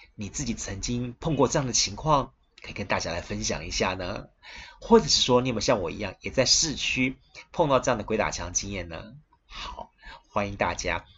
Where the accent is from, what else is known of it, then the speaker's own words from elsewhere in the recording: Kaohsiung, Taiwan; 在地的我们高雄人